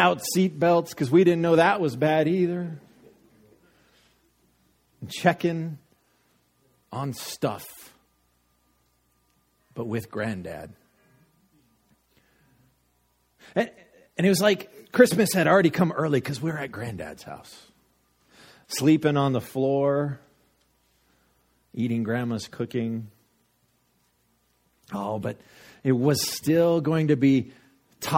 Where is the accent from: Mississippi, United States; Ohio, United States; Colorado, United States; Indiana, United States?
Colorado, United States; Littleton; growing up in Littleton, in the suburbs of Denver